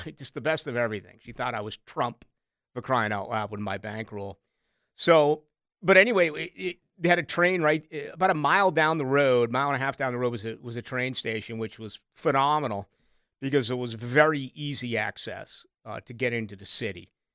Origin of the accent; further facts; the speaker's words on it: Boston, Massachusetts, United States; also born or lived in Chicago; now in Jacksonville, United States; I grew up in Boston, I lived in Chicago.